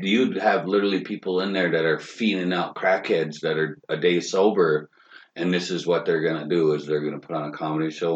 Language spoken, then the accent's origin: English; Fort Thompson, South Dakota, United States; I'm from South Dakota. I'm from the Crow Creek Reservation in uh, Fort Thompson.